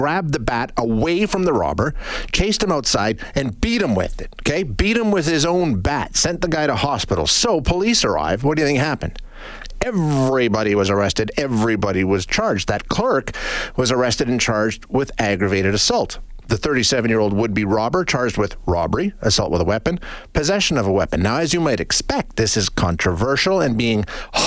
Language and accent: English; Canada; as a Canadian